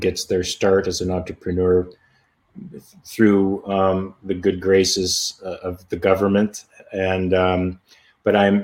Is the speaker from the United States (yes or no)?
yes; United States; accent: American; My accent is American